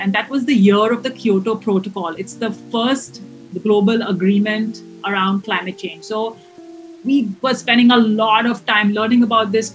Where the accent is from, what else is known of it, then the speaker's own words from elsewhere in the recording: India; moved away; also born or lived in Hawaii / United Kingdom; I'm originally from India